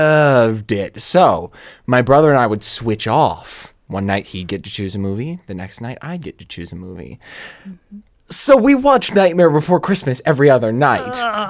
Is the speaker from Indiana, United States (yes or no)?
no; Santa Rosa, California, United States; my hometown of Santa Rosa